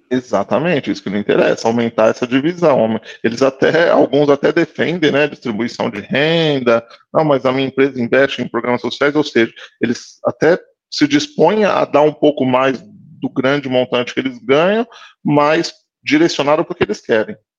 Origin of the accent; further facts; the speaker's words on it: São Paulo, Brazil; eu sou de São Paulo